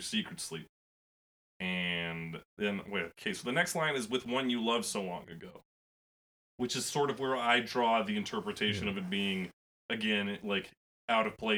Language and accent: English; Canada; we're Canadian